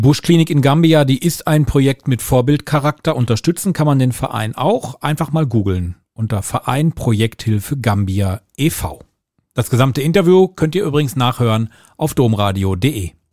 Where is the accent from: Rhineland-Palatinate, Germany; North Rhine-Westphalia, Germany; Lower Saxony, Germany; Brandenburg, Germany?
North Rhine-Westphalia, Germany; Ruhr area; also born or lived in Recklinghausen; Ich komme aus dem Ruhrgebiet